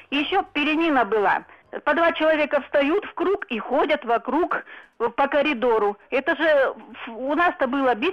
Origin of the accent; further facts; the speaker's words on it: Krasnoyarsk, Krasnoyarsk Krai, Russia; also born or lived in Estonia; now in Almaty, Kazakhstan; я вообще уроженка с Красноярска, сейчас живу в Алматы, вам звоню.